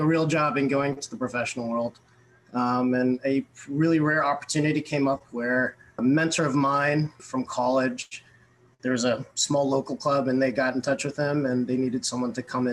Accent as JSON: {"language": "English", "town": "Fairfax", "region": "Virginia", "country": "United States", "tie": "born or raised there", "said": "I grew up actually in Northern Virginia and born kind of and raised Fairfax, Virginia, to be specific."}